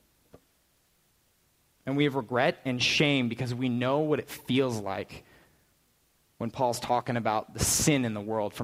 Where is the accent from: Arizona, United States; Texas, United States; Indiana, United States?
Arizona, United States; Prescott; also born or lived in California / Phoenix; I spent my entire childhood in Prescott, up north, in the woods